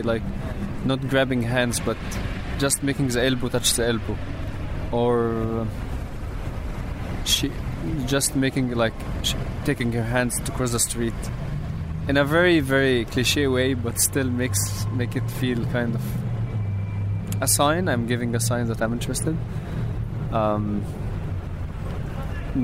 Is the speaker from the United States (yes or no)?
no; Egypt; moved away as an adult; now in London, United Kingdom; I came here to take a time off from Egypt